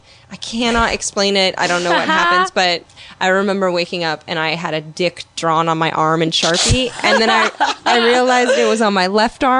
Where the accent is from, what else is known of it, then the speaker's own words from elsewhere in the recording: San Francisco, California, United States; now in Los Angeles, United States; It's been raining in LA for like 3 days, and I'm from San Francisco